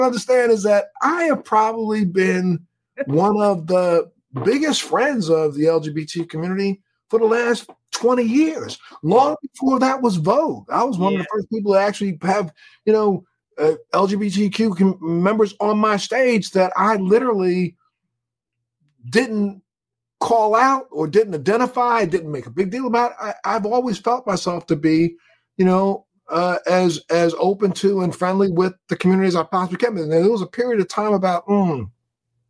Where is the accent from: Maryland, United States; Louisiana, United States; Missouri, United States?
Maryland, United States; Baltimore; moved away; I'm from Baltimore. I'm a Baltimore boy